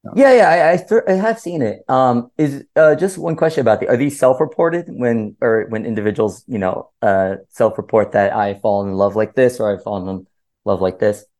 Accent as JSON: {"language": "English", "town": "Miami", "region": "Florida", "country": "United States", "said": "I'm from Miami"}